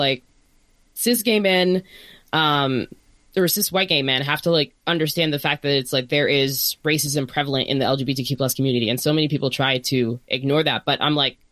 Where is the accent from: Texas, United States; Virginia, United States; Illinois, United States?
Virginia, United States; Northern; now in Bay Area, United States; both Kris and I are from Virginia. I'm from Northern Virginia.